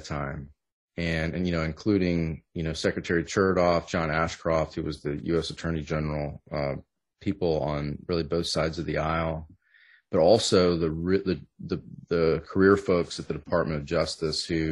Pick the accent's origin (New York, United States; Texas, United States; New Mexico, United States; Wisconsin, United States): Texas, United States; Southern; I grew up in Southern Texas and not Louisiana